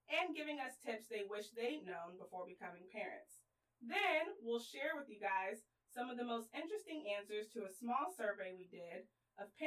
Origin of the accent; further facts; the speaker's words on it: Houston, Texas, United States; I'm 26 years old and I was born and raised in Houston, Texas.